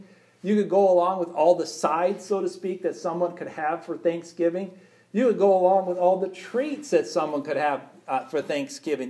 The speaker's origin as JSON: {"language": "English", "country": "United States", "said": "And we're American people."}